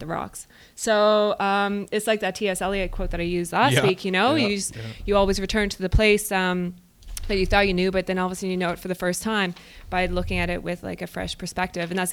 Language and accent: English; Newfoundland and Labrador, Canada; I'm a Newfoundlander, so I mean, I pronunciate everything.